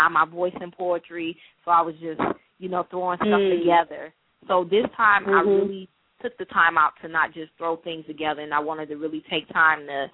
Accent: Detroit, Michigan, United States; now in Charleston, United States; I'm from Detroit, Michigan

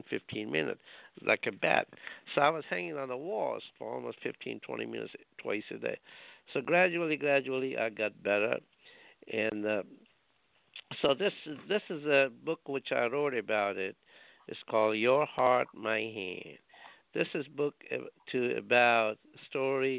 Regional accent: India; now in Rhode Island, United States; I was born in India. I grew up in India.

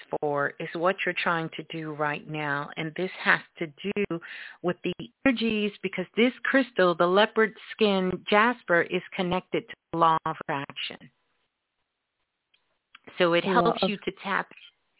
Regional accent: New York City, New York, United States; Brooklyn, Brooklyn, my hometown

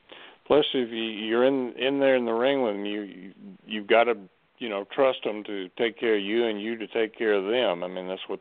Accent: Gulf Coast, United States; I grew up in the Gulf Coast area

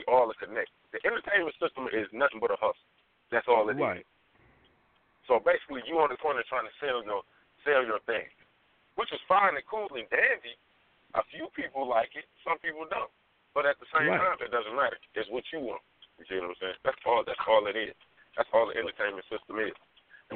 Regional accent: Detroit, Michigan, United States; I'm from Detroit.

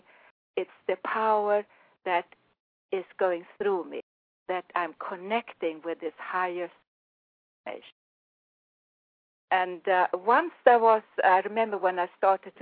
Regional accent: Sweden; accent: Swedish; English is a second language; also born or lived in Florida, United States; now in United States; I come from Sweden. I was born in Sweden

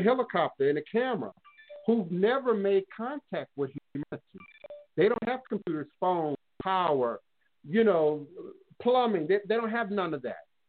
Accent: Washington, District of Columbia, United States; I grew up in D.C. 70s

